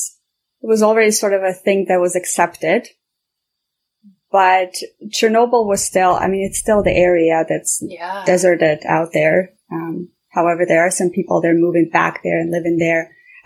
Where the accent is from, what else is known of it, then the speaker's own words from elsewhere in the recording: Armenia; I remember growing up in Armenia, it was always about talking to your neighbors and sharing everything that you have at home